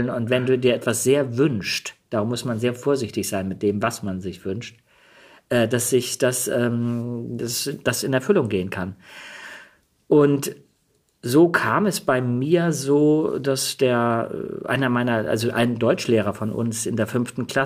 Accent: Denmark; born there; ich bin ähm, per Zufall in Dänemark geboren.

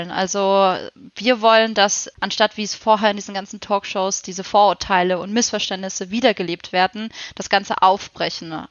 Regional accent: Southern Germany, Germany; wir beide sind eigentlich aus Süddeutschland und wir sind beide aus Süddeutschland

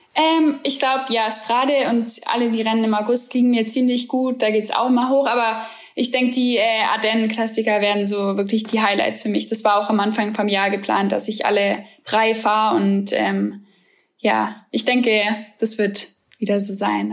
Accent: Germany; als Deutsche

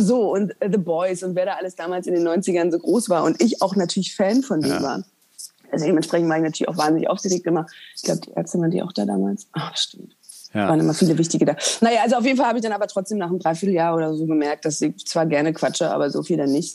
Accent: East Germany, Germany; Wir kommen beide aus dem Osten

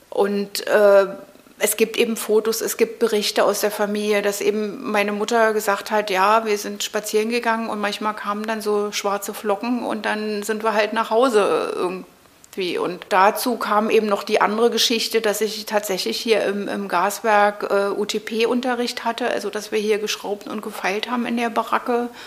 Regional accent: Berlin, Germany; ich bin hier im Prenzlauer Berg {S255} äh, {S1} aufgewachsen, also ja, ich bin in, in Mitte geboren, aber sofort am Tag meiner Geburt wieder in den Prenzlauer Berg zurück.

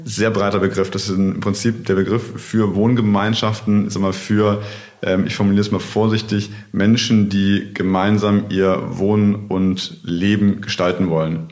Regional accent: near Stuttgart, Swabia, Baden-Württemberg, Germany; moved away as an adult; now in Cologne, Germany; Also ich bin äh, geboren in der Nähe von Stuttgart im Schwabenland äh, habe in der Nähe von Frankfurt studiert und lebe jetzt seit knapp acht Jahren in Köln.

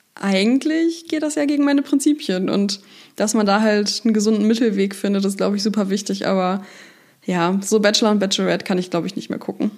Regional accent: Hanover, Lower Saxony, Germany; moved away; in meiner Heimatstadt, ähm, in der ich jetzt auch wieder lebe

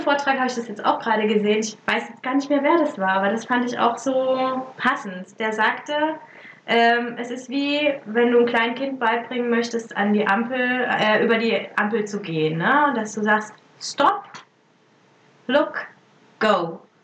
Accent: Germany; moved away as an adult; also born or lived in Italy; mein äh, mein Heimatland

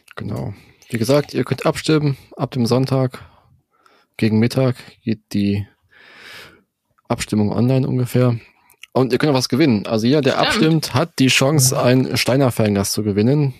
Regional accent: Germany; als Deutscher

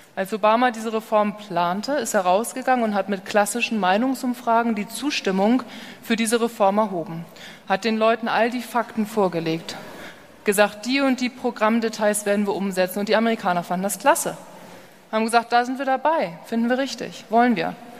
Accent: Hamburg, Germany; moved away as an adult; now in California, United States; Ich bin ja gebürtige Hamburgerin, lebe aber seit zehn Jahren drüben in Kalifornien

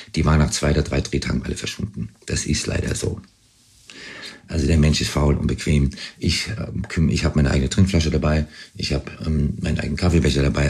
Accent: Pittsburgh, Pennsylvania, United States; moved away; also born or lived in Frankfurt, Germany; Ich bin in Frankfurt geboren, in Pittsburgh aufgewachsen

